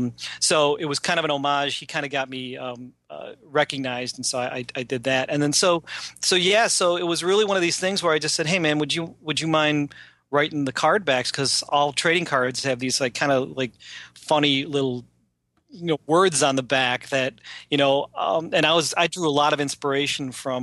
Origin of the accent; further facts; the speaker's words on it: Philippines; I'm Filipino, so they're named after a Filipino food.